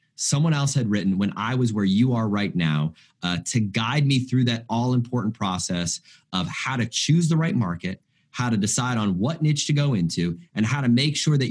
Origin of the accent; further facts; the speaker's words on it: United States; as an American